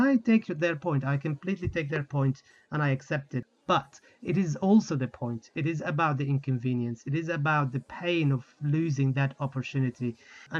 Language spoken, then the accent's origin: English; Gaza, Gaza Strip, Palestine; now in London, United Kingdom; the memories of growing up in Gaza and the family and being on Gaza Beach